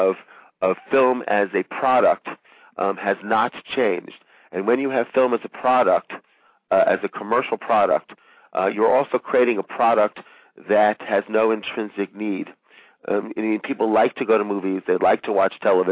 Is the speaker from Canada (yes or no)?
no; France; moved away; I was raised in France